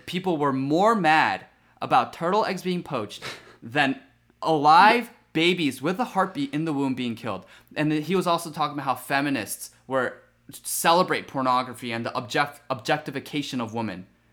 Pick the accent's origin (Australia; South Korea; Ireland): South Korea; now in United States; as a legal immigrant myself, I was born in Korea